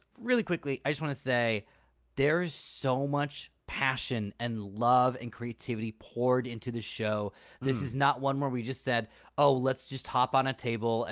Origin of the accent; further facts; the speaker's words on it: United States; two American Born Daisies